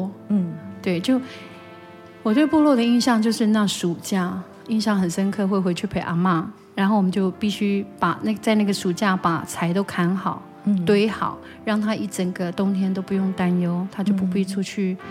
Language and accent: Chinese; Daren Township, Taitung County, Taiwan; 我是台东县达仁乡台坂部落。